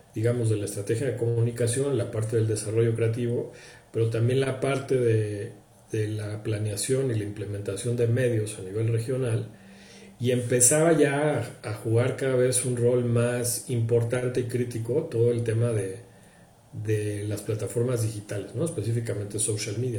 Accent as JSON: {"language": "Spanish", "country": "Mexico", "said": "soy mexicano"}